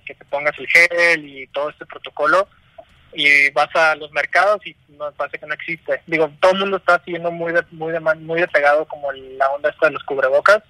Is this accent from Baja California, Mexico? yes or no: yes; Tijuana, Baja California, Mexico; moved away as an adult; now in Mexico City, Mexico; Vivimos en la Ciudad de México. Somos de Tijuana